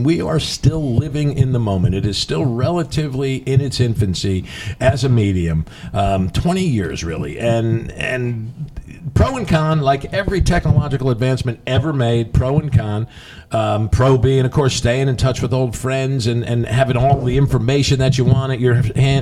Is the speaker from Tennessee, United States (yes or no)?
no; New Jersey, United States; I grew up in New Jersey